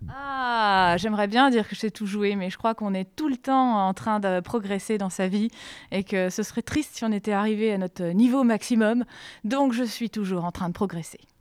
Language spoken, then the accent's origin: French; Vosges, Grand Est, France; moved away; moi, je suis originaire des Vosges, donc euh, il n'y avait rien